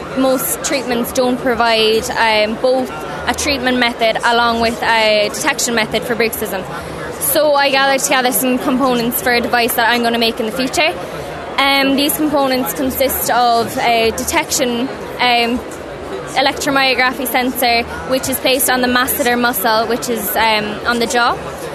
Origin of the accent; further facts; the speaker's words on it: Ballincollig, County Cork, Ireland; I'm from Clonmacnoise in Ballincollig, County Cork.